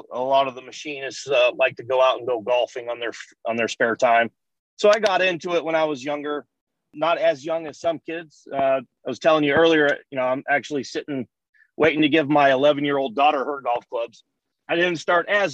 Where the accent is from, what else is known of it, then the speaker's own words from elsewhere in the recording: San Diego, California, United States; I'm a San Diego native.